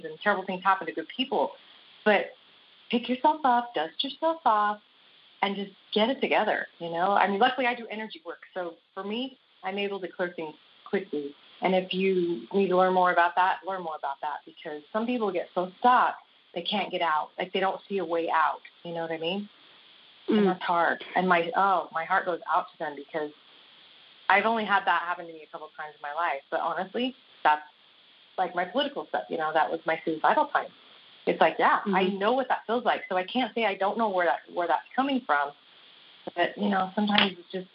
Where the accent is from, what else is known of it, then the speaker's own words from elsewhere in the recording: Las Vegas, Nevada, United States; moved away; I grew up in Las Vegas